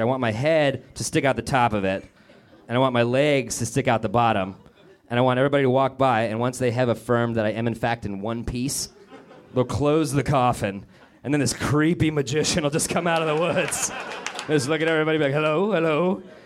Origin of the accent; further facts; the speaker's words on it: Denver, Colorado, United States; my hometown of Denver, Colorado